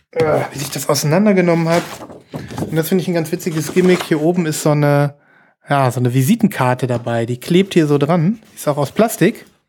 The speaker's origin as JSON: {"language": "German", "country": "Germany", "said": "wir als deutsche"}